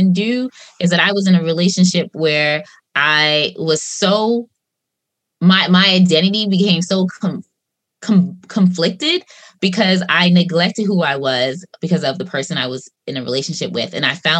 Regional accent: Long Island, New York, United States; I'm from Long Island

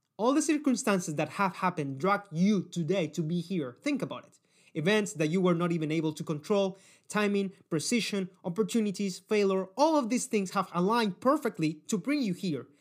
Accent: Cali, Valle del Cauca, Colombia; I come from Cali City, and no, this is not Medellin

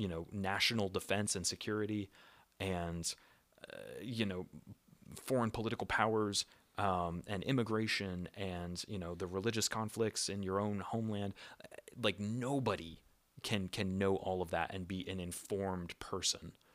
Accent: United States; moved away; in my home country

